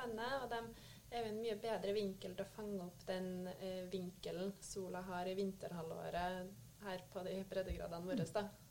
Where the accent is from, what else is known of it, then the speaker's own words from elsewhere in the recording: Trøndelag, Norway; moved away as an adult; jeg er en trønder som har forvilla meg sørover da jeg fikk jobbtilbud i Nordkonsult